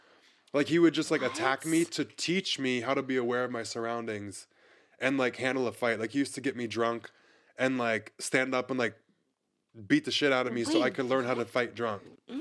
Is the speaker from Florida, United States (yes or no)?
yes; Pensacola, Florida, United States; Pensacola, Florida.